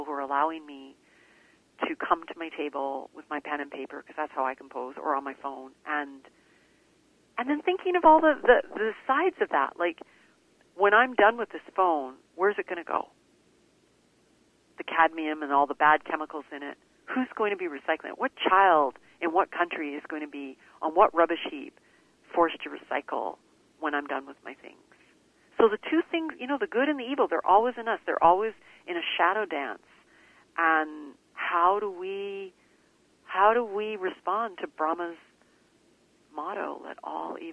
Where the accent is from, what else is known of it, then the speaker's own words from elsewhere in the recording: Canada; also born or lived in India; I was born in India, came to Canada as a young girl